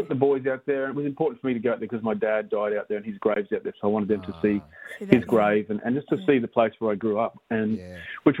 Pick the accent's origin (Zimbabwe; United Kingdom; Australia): Australia; Chinchilla, Queensland; born or raised there; moved away; also born or lived in Miles, Queensland